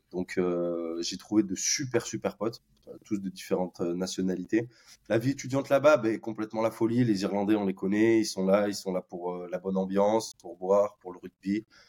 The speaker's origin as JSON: {"language": "French", "town": "Bordeaux", "region": "Nouvelle-Aquitaine", "country": "France", "moved": "as an adult", "lives_now": "Dublin, Ireland", "said": "je viens de Bordeaux, euh, donc euh, en France."}